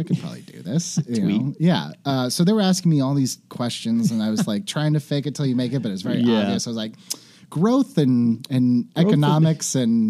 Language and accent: English; Fresno, California, United States; Fresno, California. Fresno. Central Valley.